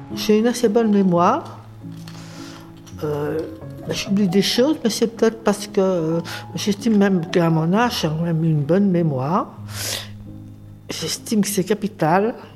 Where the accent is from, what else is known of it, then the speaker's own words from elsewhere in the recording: Paris, Île-de-France, France; je suis né à Paris, je, suis jumelle avec un garçon. On était des enfants de Montmartre